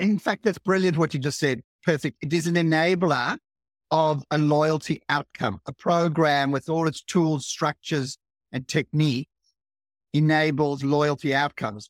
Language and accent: English; South Africa; now in Australia; I'm from South Africa originally, and I arrived in Australia thirty-five years ago